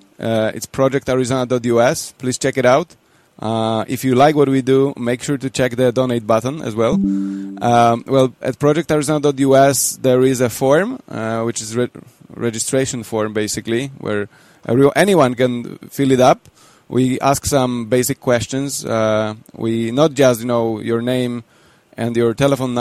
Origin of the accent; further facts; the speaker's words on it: Poland; I come from Poland